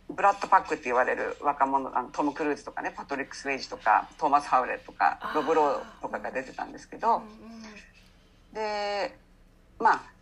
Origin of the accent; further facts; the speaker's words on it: Hasuda, Saitama, Japan; moved away as an adult; now in San Diego, United States; ちょうど13歳の時に私埼玉なんですよね。えええ埼玉の蓮田ってとこに住んでたんですけど、